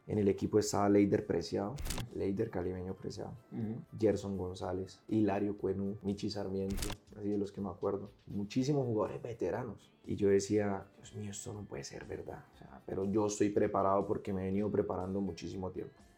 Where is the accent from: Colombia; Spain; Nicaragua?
Colombia; Bucaramanga, Santander; Entonces llego al barrio, en Cañaveral, me crié toda la vida en Cañaveral